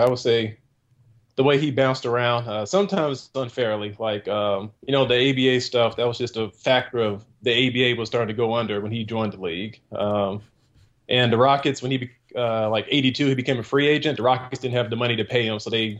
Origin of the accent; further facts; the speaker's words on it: near Houston, Texas, United States; I grew up near Houston. So like my dad is from Houston